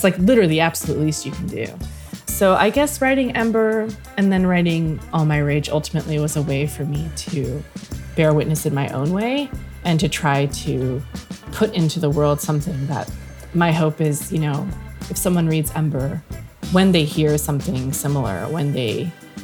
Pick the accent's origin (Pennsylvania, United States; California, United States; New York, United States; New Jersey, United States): California, United States; Mojave Desert; I grew up in the Mojave Desert of California.